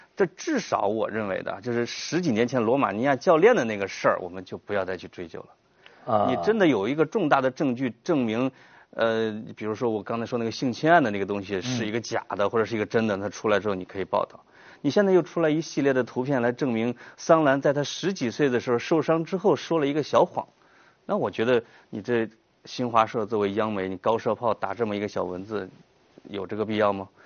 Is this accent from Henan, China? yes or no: yes; Henan, China; accent: Henan dialect; first language Henan dialect; moved away; 我把他的话转换成河南话的时候，那就是我的家乡话